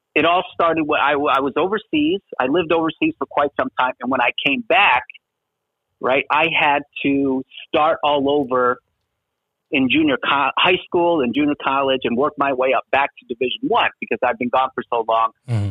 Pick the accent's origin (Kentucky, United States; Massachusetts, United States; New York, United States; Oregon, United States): New York, United States; Schenectady; now in Las Vegas, United States; I grew up in a little town in upstate New York, Schenectady, New York